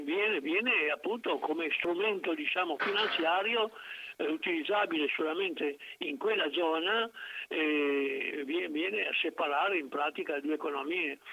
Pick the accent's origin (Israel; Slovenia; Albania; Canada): Slovenia; Piran, Istria; moved away; nel mio paese, appunto, il quarantasette per cento dei voti era andato al Partito Socialista